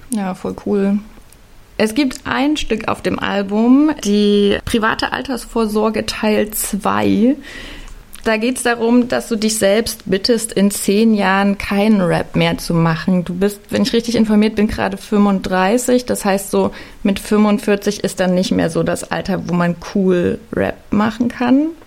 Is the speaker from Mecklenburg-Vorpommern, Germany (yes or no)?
no; Leipzig, Saxony, Germany; Ich bin in Leipzig aufgewachsen